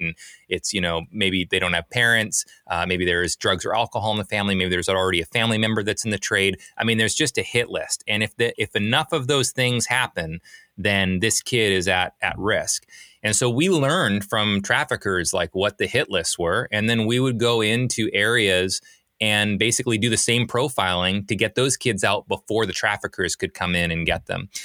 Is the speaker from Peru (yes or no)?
no; British Columbia, Canada; now in Portland, United States; I'm from Canada originally, grew up in Canada, small little ski town, uh, up in British Columbia.